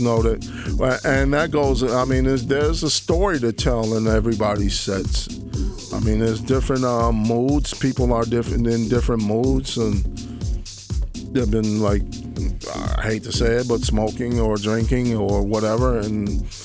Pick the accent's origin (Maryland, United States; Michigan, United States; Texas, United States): Michigan, United States; Detroit; I'm from Detroit